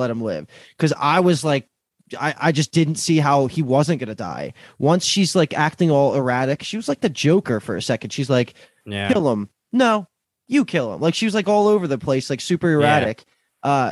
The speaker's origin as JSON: {"language": "English", "country": "United States", "said": "I'm American"}